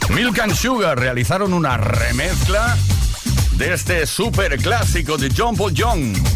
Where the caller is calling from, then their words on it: Balearic Islands, Spain; Buenas tardes … de Mallorca, ¿cómo estáis?